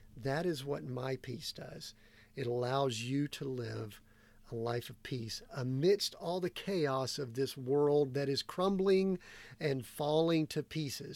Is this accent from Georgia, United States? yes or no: yes; Georgia, United States; moved away as an adult; Growing up in Georgia